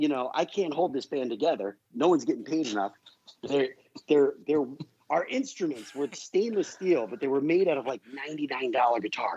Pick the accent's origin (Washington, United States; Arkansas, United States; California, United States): California, United States; Palmdale; we're all from Palmdale. And by the time I got done, our band was really equal to half the population of Palmdale.